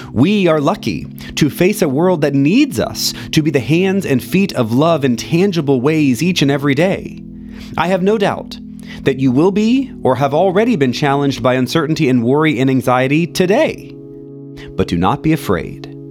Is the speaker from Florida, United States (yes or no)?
yes; Central Florida, United States; In Central Florida, where I grew up